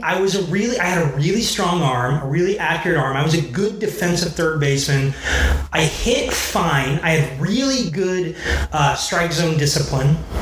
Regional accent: Dayton, Ohio, United States; I was not from Cincinnati. I was from Dayton

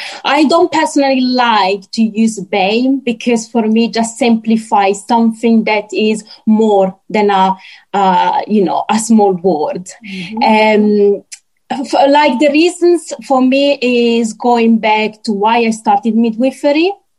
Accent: Italy; moved away as an adult; also born or lived in Morocco; now in United Kingdom; Italian Moroccan midwife working and living in UK. So yeah, I was born in Morocco and I moved to Italy at the age of 4, where I've been basically grew up, and then I moved after my midwifery degree to UK

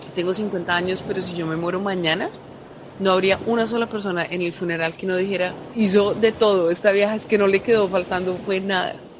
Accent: Pamplona, Norte de Santander, Colombia; Yo soy de la frontera, yo soy de Pamplona, norte de Santander, y convivimos con venezolanos desde chiquitos

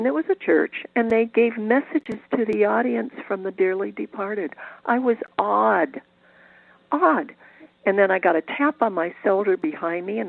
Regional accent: Cleveland, Ohio, United States; moved away as an adult; also born or lived in California; growing up in Cleveland, Ohio, you didn't have many choices

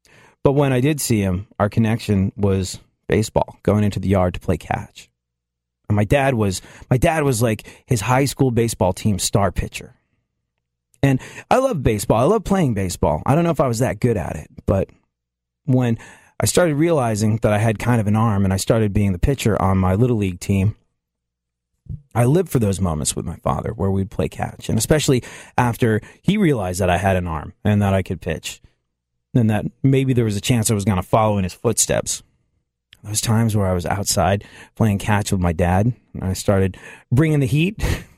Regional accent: England, United Kingdom; When I was a kid, I grew up in England. My family moved to England when I was like 7 years old. I had to leave my beloved dog, Wilfer. I had to go to a strange country.

